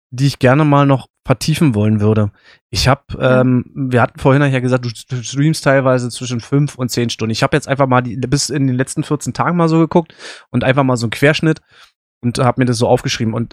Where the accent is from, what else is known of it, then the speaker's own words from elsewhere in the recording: Berlin, Germany; ich komme aus Berlin, ähm, wissen auch ungefähr, in welchem Stadtteil ich wohne.